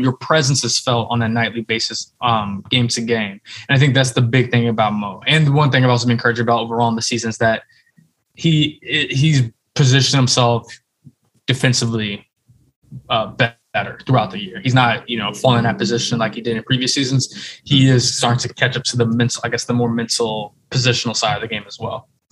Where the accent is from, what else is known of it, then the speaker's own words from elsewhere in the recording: Chicago, Illinois, United States; I grew up in Chicago and Chicagoland area